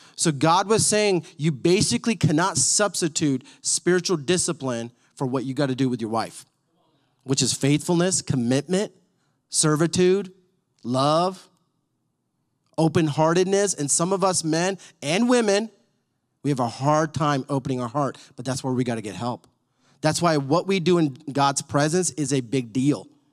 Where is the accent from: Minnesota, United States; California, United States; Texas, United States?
Texas, United States; Dallas; I grew up in Dallas